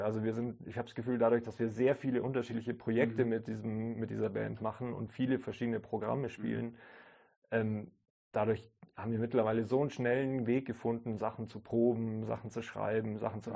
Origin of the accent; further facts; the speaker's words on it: Kaufbeuren, Bavaria, Germany; da, wo ich aufgewachsen bin, in Kaufbeuren